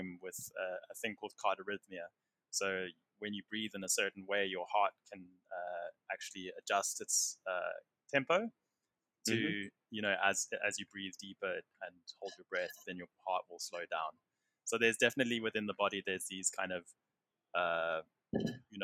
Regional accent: South Africa; being a South African

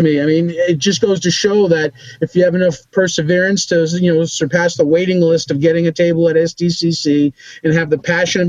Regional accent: Boston, Massachusetts, United States; but I'm from Boston. There's not really Western out this way.

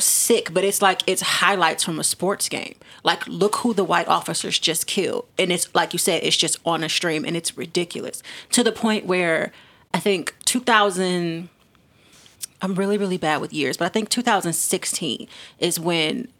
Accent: Detroit, Michigan, United States; we're from Detroit.

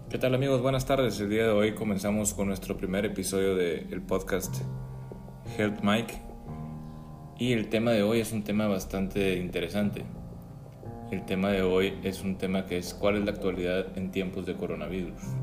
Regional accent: Mexico; aquí como mexicanos

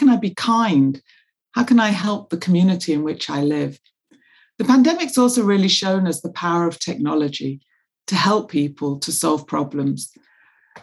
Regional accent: Manchester, North West England, United Kingdom; now in London, United Kingdom; I grew up in the north of England in Manchester

